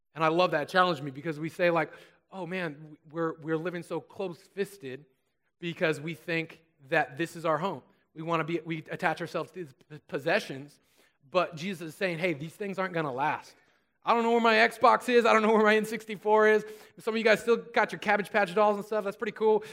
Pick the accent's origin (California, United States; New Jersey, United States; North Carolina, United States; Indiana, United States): California, United States; Susanville; I grew up in Susanville, so it was out in the desert